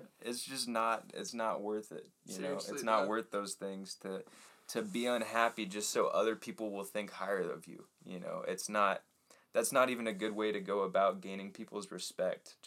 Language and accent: English; Texas, United States; also born or lived in Portland, Oregon; I moved down to Texas